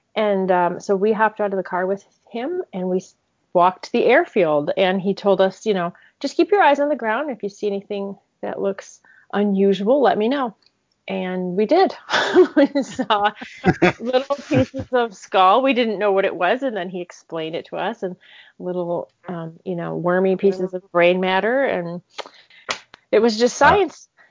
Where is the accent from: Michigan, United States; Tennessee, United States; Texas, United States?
Michigan, United States; I grew up in Michigan in a home where my father was a medical examiner